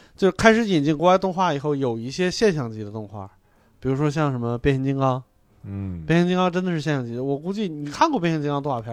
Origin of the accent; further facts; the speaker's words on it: Hebei, China; 我河北人